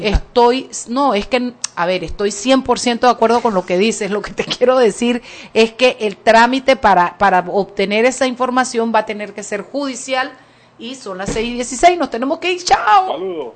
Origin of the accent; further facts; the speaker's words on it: Chiriquí, Panama; now in Panama City, Panama; yo vengo de Chiriquí